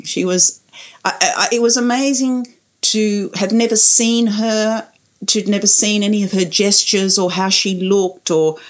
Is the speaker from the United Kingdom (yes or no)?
no; Kuwait; born there; I know I was born in Kuwait. I think I was born in a hospital in Kuwait, actually.